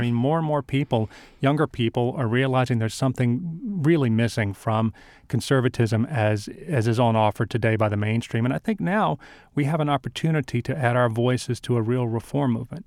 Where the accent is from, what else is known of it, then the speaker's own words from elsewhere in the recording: South Louisiana, United States; I grew up in South Louisiana